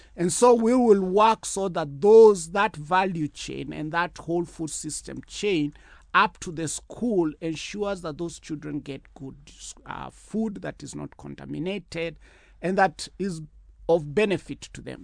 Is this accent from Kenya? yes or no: yes; Kenya; as a Kenyan